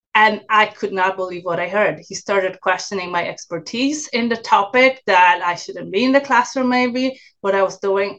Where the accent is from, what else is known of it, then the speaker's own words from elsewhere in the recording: Poland; English is a second language; moved away; also born or lived in New York; I originally uh, came from Poland so that's that's my accent